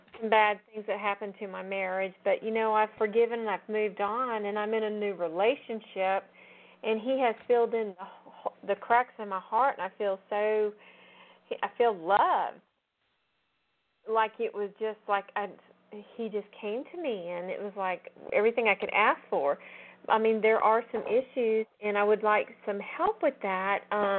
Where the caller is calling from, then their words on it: Georgia, United States; I'm calling from Georgia.